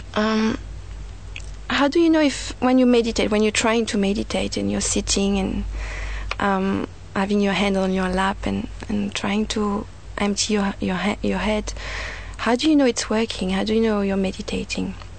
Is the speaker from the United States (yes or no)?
no; France; now in Sydney, Australia; I was born in France